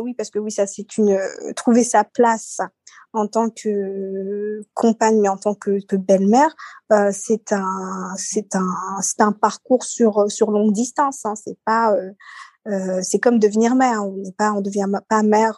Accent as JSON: {"language": "French", "country": "Seychelles", "tie": "born or raised there", "moved": "yes", "lives_now": "France", "said": "je suis née aux Seychelles"}